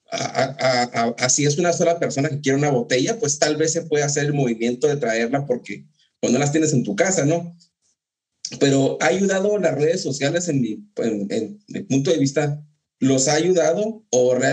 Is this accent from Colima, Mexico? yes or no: no; Ciudad Juárez, Chihuahua, Mexico; yo soy de Juárez y Edgar también, eh, y dicen, yo, yo vivía en Juárez